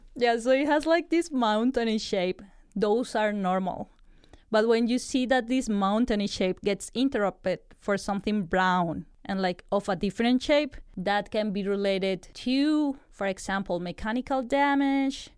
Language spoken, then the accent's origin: English; Colombia; moved away; I'm from Colombia